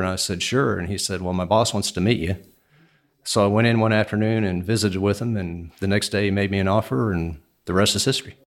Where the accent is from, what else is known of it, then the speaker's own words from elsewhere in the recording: Houston, Texas, United States; I was born and raised in Houston, Texas.